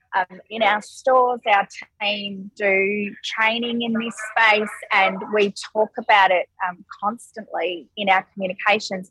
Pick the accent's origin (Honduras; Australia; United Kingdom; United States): Australia; Perth, Western Australia; moved away as an adult; also born or lived in Melbourne; I actually was living in Melbourne, um, but I am from Perth originally